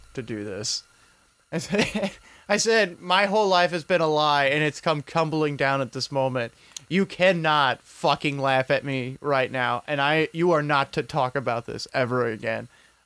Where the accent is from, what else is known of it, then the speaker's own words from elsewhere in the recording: United Kingdom; I'm British. That's the other majority.